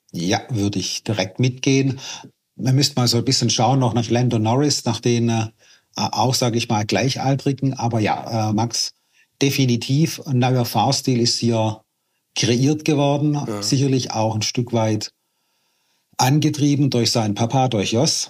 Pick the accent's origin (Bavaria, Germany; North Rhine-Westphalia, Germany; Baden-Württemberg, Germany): Baden-Württemberg, Germany; Schorndorf; also born or lived in Waiblingen; Ich bin hier aufgewachsen, groß geworden, ich kenne hier jeden Winkel und wir sind so, wie wir sind im Remstal